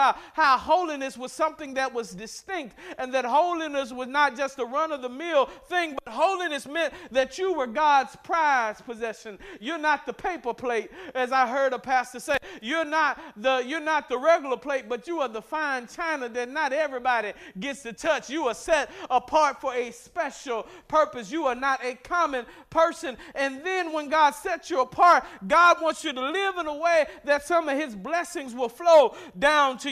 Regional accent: Mississippi, United States; I grew up in Mississippi

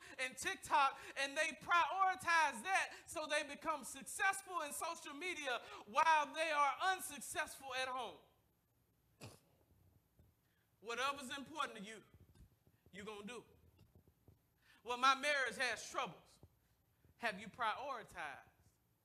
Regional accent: the South, United States; I'm from the South.

